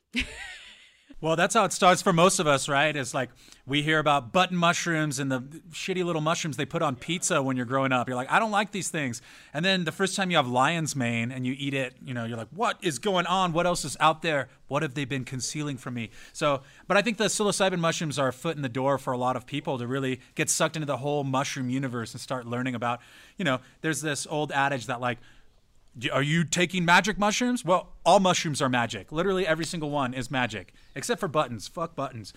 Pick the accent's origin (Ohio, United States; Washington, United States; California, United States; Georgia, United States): California, United States; San Diego; also born or lived in San Francisco, California; I'm from San Diego, California, and I went to school in San Francisco